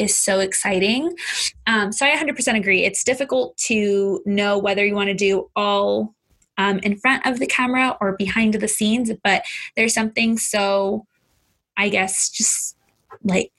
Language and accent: English; Southern California, United States; born and raised in Southern